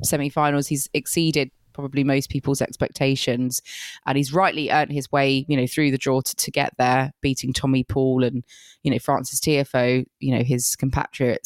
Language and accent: English; United Kingdom; being very British that I am